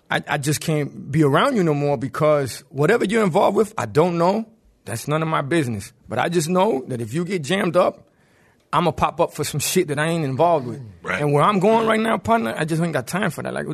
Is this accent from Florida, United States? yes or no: yes; Miami-Dade, Florida, United States; You're right, I'm from Dade, baby.